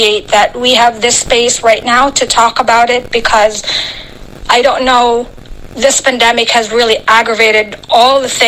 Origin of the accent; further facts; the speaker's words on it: Philippines; now in United States; I was actually born and raised in the Philippines